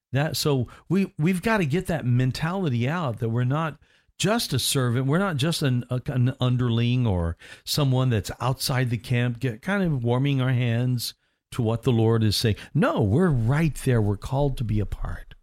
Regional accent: near Nashville, Tennessee, United States; My hometown was mm-hmm. kind of close to Nashville

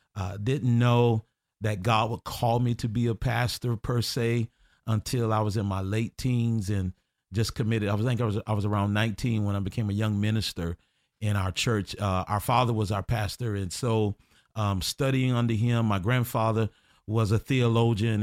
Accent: Orlando, Florida, United States; I grew up in Tangelo

